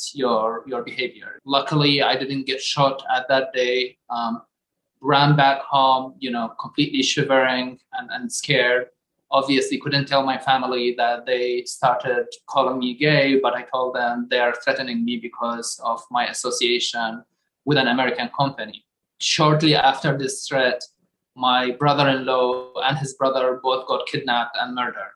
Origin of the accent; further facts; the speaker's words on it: Baghdad, Baghdad Governorate, Iraq; moved away as an adult; now in United States; I am from Baghdad, Iraq.